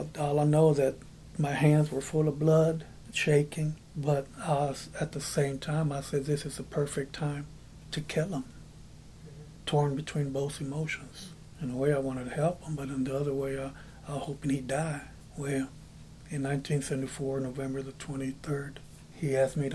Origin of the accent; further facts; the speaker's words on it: just south of Dallas, Texas, United States; moved away as an adult; now in Appleton, United States; I'm Hispanic, born and raised in Texas, just south of Dallas